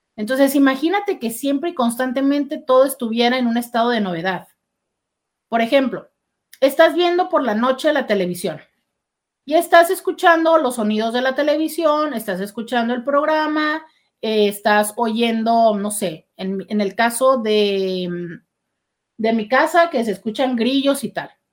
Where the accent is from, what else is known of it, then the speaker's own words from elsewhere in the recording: Mexico; como mexicano